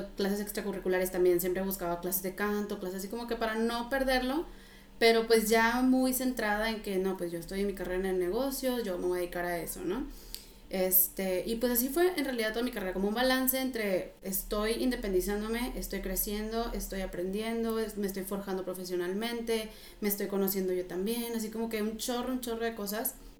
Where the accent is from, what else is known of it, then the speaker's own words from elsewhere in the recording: Reynosa, Tamaulipas, Mexico; moved away as an adult; also born or lived in Monterrey, Mexico / France; Yo soy originaria de Reynosa